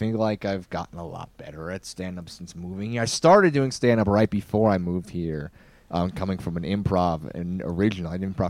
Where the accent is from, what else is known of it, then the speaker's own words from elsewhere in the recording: near Scranton, the Poconos, East Pennsylvania, United States; moved away as an adult; also born or lived in New York / Boston; now in Albuquerque, United States; Yeah, so I'm from back east. I was born in New York and raised in East Pennsylvania in the woods. If you know The Office, the TV show, like Scranton.